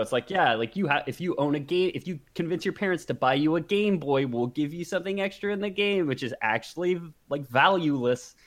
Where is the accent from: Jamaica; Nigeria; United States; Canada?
Canada; we're, we're Canadian, but we are, you know, Westerners.